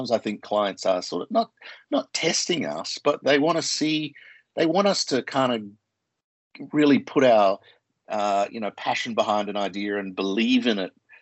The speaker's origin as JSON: {"language": "English", "country": "Australia", "accent": "Australian", "moved": "yes", "said": "I'm Australian, you can tell by my accent, and Australians are pretty direct"}